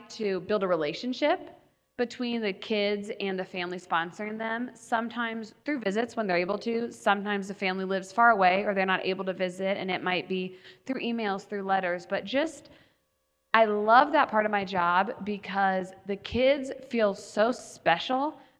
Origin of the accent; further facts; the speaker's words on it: Indiana, United States; moved away; I am not Mexican. I am not from Mexico. … I'm from Indiana.